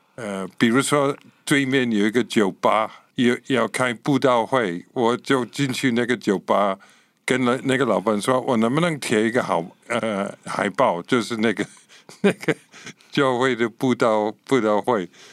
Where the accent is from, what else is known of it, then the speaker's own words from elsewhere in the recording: Scotland, United Kingdom; Chinese is a second language; moved away as an adult; now in Taiwan; 我是英国人哈，呃，其实是苏格兰人，所以可以说是英国人。 不能说我是英格兰人，哦。就是我是苏格兰人，就是英国的北部。一九六九年来到台湾，就是民国五十八年，然后在那个时候在这里十年，然后走了，然后这次回来十六年了